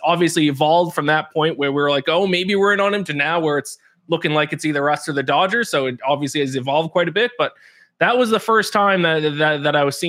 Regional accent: Canada; now in New York, United States; I am Canadian. I live in New York right now, but I am Canadian.

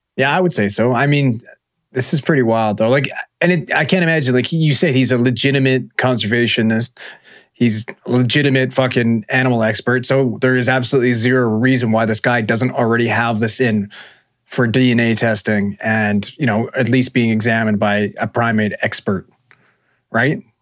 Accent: British Columbia, Canada; we're we're from BC. This is where we live

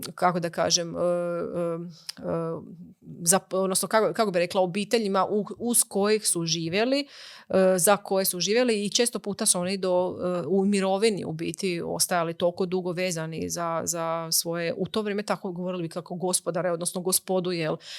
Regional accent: Croatia; kod nas u Hrvatskoj

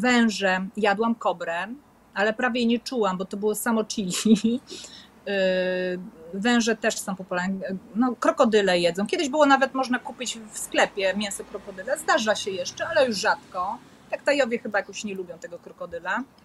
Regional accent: Poland; moved away as an adult; also born or lived in Koh Samet, Thailand; now in Thailand; ja jestem z Polski

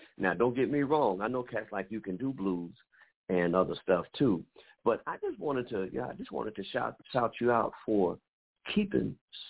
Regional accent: Chicago, Illinois, United States; I grew up in Chicago

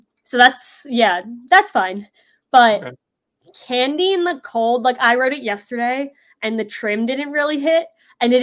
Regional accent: Philadelphia, Pennsylvania, United States; I am from Philadelphia area

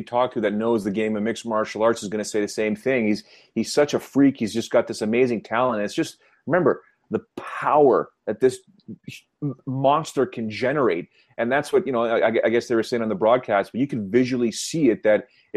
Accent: Canada; I'm still Canadian. I'd say I'm an American, I guess. I live in America, but I'm Canadian

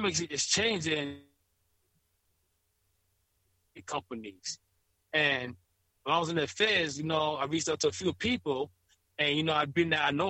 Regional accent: New York City, New York, United States; I'm from Queens

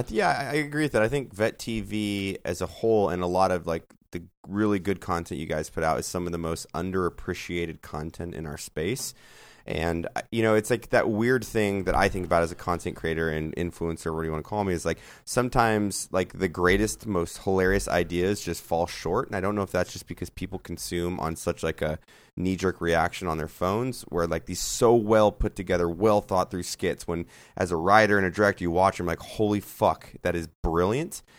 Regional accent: Santa Barbara, California, United States; moved away as an adult; now in Texas, United States; Santa Barbara, my hometown of California, since I was born and raised there and moved out

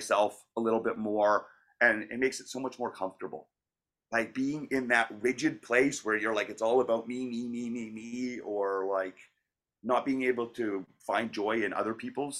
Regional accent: Calgary, Alberta, Canada; moved away as an adult; now in Vancouver, Canada; I was originally from Calgary and I trained there, and I was there for 10 years

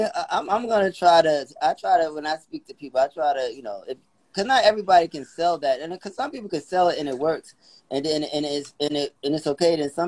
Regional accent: New York City, New York, United States; I'm a New Yorker.

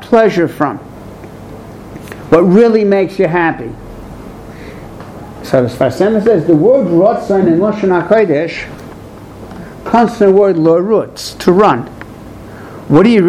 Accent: New York City, New York, United States; I'm from Borough Park, that's why it's flat bushes, the wrong side of McDonald Avenue

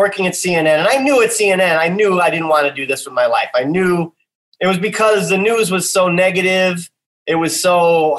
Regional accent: Midwest, United States; also born or lived in Chicago, United States; I was born in Chicago, Illinois, and raised in the Midwest, moved around a little when I was a kid.

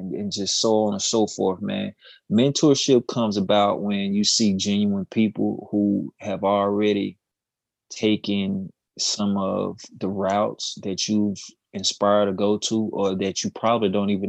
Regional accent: Mound Bayou, Mississippi, United States; also born or lived in Winstonville, Mississippi / Cleveland, Mississippi; I'm from the Mississippi Delta originally, Mount Bayou, by way of Winstonville, in Cleveland.

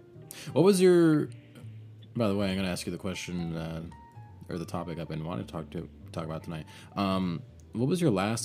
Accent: Southern Florida, United States; I'm from Southern Florida, so it's like most people here are pretty open about most things.

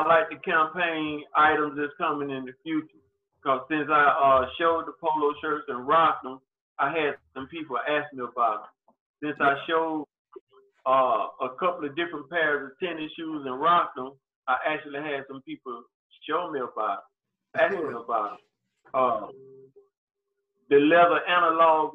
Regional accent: Prichard, Alabama, United States; moved away; also born or lived in Mobile, Alabama; Pritchard, the city I was born and raised in back in Alabama

